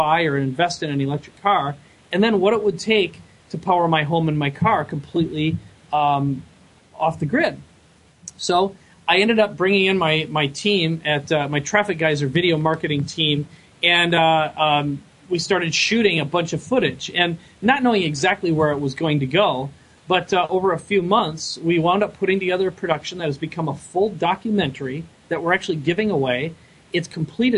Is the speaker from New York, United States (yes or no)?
no; Minnesota, United States; now in San Diego, United States; I live in San Diego now. I'm originally from Minnesota.